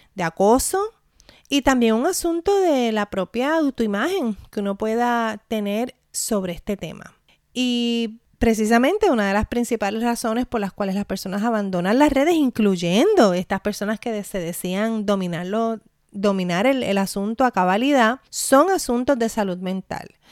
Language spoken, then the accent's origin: Spanish; Puerto Rico; mi experiencia como puertorriqueña